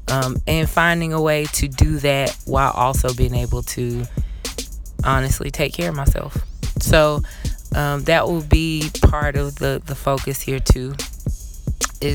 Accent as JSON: {"language": "English", "town": "Atlanta", "region": "Georgia", "country": "United States", "tie": "born or raised there", "said": "growing up in a city like Atlanta. I am from the South. I'm born and raised here."}